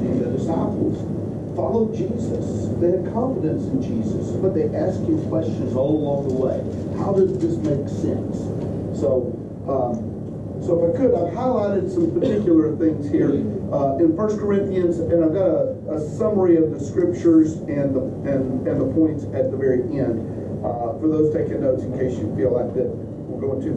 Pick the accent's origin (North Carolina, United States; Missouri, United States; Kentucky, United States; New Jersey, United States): Kentucky, United States; moved away as an adult; now in Tennessee, United States; We moved to Tennessee from Kentucky, which is where I'm from